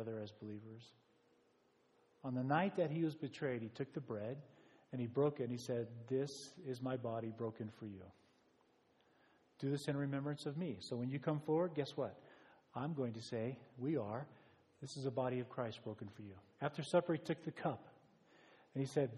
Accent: United States; as an American

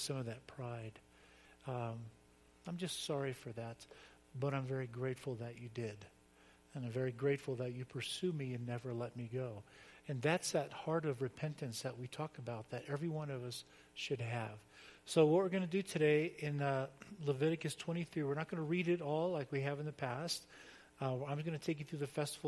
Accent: Florida, United States; I grew up in Florida on the beach

